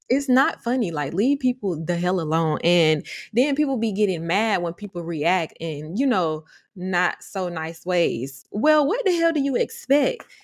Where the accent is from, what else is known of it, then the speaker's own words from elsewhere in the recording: Atlanta, Georgia, United States; my roots are Atlanta, Georgia, all the way, but we did move to the burbs